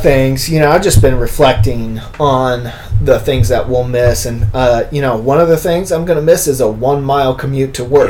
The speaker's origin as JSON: {"language": "English", "town": "Bloomington", "region": "Illinois", "country": "United States", "moved": "yes", "said": "I'm from Bloomington, Normal area"}